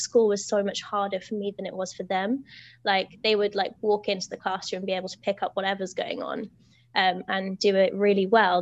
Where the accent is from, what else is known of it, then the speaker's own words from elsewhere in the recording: United Kingdom; I'm a British teacher.